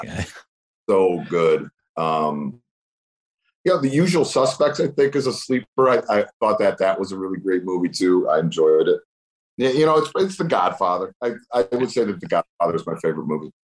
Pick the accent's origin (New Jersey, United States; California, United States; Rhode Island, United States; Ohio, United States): Ohio, United States; Cleveland; I'm from Cleveland.